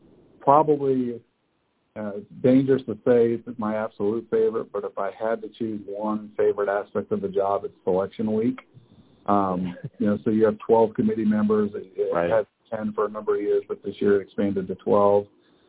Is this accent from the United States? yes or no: no; Germany; When my background is I grew up in Germany being a military brat and moved around a lot